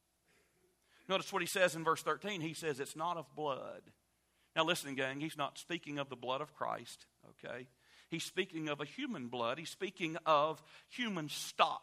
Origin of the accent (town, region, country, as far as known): United States